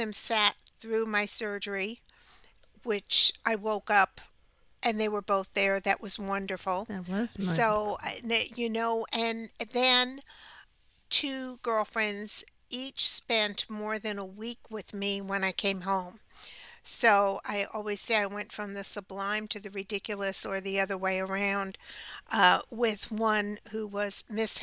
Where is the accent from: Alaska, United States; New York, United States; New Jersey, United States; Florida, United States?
New York, United States; as a young child, growing up in New York, in a neighborhood with a bunch of kids.